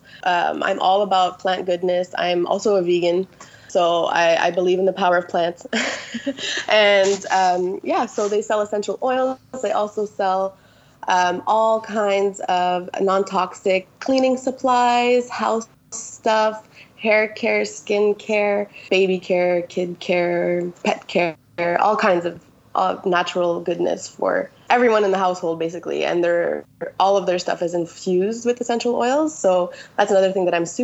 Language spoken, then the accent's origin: English; Quebec, Canada; I am from Quebec, Canada